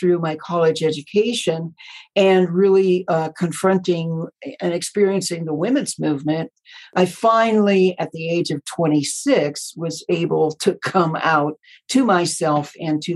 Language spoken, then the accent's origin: English; Midwest, United States; moved away as an adult; also born or lived in Colorado / Southern California; I was born in the Midwest to Billy Graham Baptist parents, and I was an only child